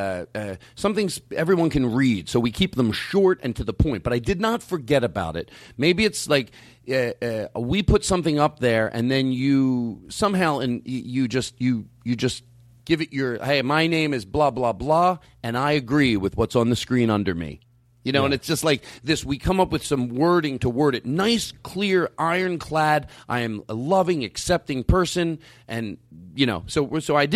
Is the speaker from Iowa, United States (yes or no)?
no; Philadelphia, Pennsylvania, United States; accent: Philadelphia; It's my Philadelphia accent